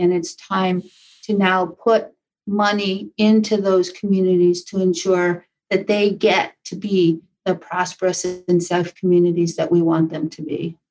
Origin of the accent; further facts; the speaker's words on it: Taos, New Mexico, United States; moved away; born and raised in Taos, New Mexico.